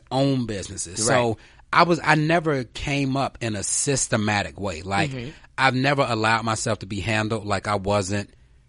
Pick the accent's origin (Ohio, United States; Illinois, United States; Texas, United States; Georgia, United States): Georgia, United States; Atlanta; also born or lived in New York; There is no other place in the world that I would prefer to be from. Mm. I am from the west side of Atlanta.